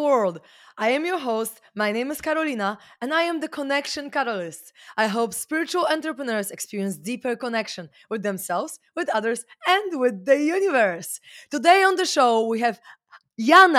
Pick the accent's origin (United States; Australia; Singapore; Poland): Poland; I'm from Poland